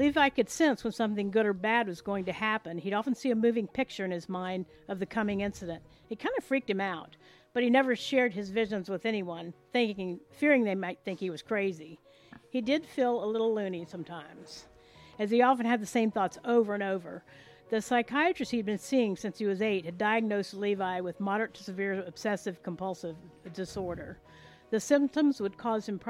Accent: Space Coast of Florida, United States; also born or lived in Arkansas; now in Florida, United States; I grew up on the Space Coast of Florida.

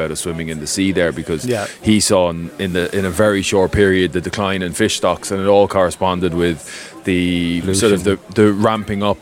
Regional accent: Wexford, near Curracloe, Leinster, Ireland; moved away as an adult; also born or lived in Dingle; now in Maharees, Ireland; From Wexford originally. Yeah. But from the coast in Wexford, just outside of Kirklow, where Saving Private Ryan was made.

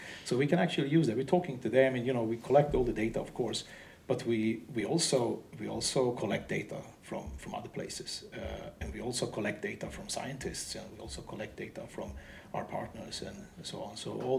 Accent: Sweden; Come on, we are from Sweden, so it's we can drive innovations.

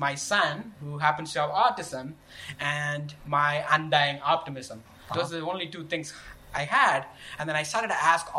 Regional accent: southern India, India; moved away as an adult; I grew up in India, Southern India to be precise

